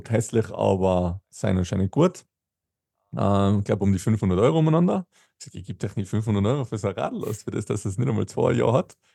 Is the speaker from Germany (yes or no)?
no; Tyrol, Austria; So wie ich immer bei uns in Tirol gesagt.